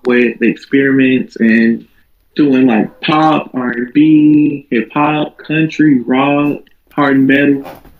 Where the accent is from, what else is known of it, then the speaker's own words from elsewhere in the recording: Lake City, South Carolina, United States; now in North Charleston, United States; I'm actually from Lake City, South Carolina, but I'm currently in North